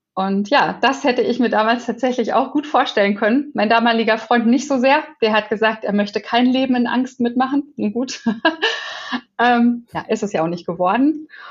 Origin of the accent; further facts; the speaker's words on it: Wetzlar, Hesse, Germany; moved away; Ich war in meiner Heimat und war in Wetzlar